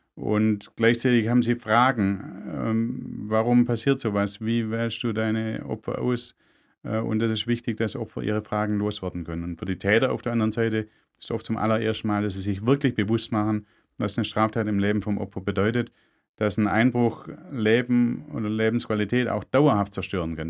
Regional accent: Germany; bei uns in Deutschland

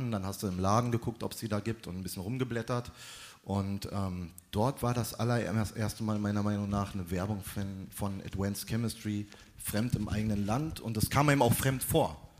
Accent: Berlin, Germany; Ich bin in Berlin-Tempelhof aufgewachsen und äh, bin da auch zur Schule gegangen. Ich lebe da immer noch.

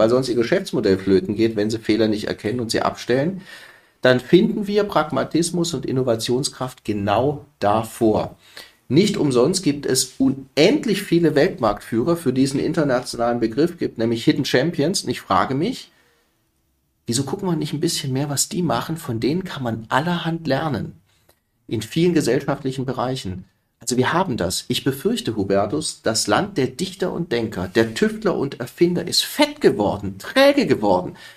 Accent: Stuttgart, Baden-Württemberg, Germany; Im Übrigen, ich komme ja aus Baden-Württemberg, wie du weißt. Ich bin gebürtiger Stuttgarter.

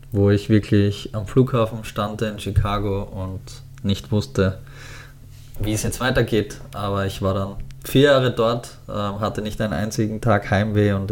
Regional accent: Styria, Austria; Als ich jung war, war so Arnold Schwarzenegger, der kommt aus meiner Heimatstadt und, ähm

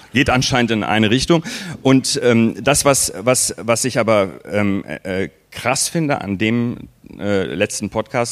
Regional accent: Waltrop, North Rhine-Westphalia, Germany; in den 80er Jahren ähm, bin ich äh, äh, in Waldrop groß geworden

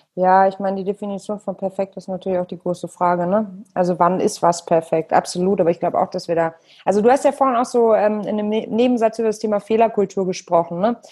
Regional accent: Hamburg, Germany; moved away; meine alte Heimat zurück nach Hamburg

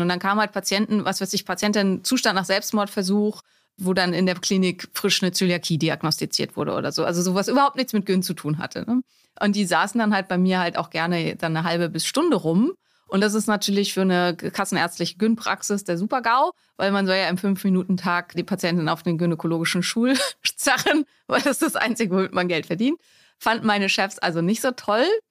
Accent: Neumünster, Schleswig-Holstein, Germany; moved away as an adult; also born or lived in Lübeck / Greifswald; now in Berlin, Germany; wo komme ich her? Aus Neumünster in Schleswig-Holstein

